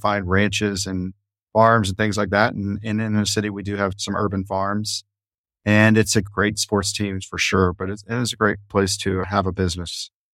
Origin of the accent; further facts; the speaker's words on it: Dallas, Texas, United States; moved away as an adult; also born or lived in Florida; now in Fort Worth, United States; I was born and raised in Dallas, which is just adjacent to Fort Worth.